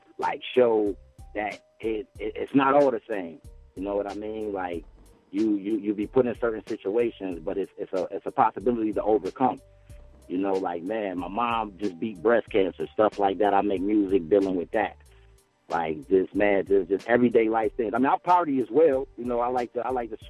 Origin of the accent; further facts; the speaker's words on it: Buffalo, New York, United States; I'm from Buffalo, New York